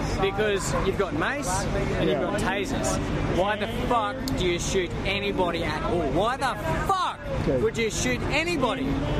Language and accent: English; Australia; because I'm from Australia